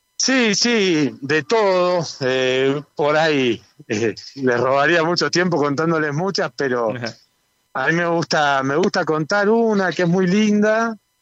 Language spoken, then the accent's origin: Spanish; Buenos Aires, Argentina; also born or lived in General Alvear, Buenos Aires Province; yo soy nacido y criado en Capital Federal